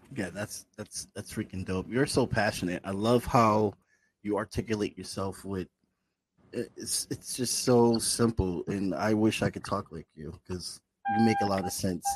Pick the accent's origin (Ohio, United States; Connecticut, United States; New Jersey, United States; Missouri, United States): Connecticut, United States; Bridgeport; I grew up in Bridgeport on the east side with roaches and all that shit, government cheese, all that shit.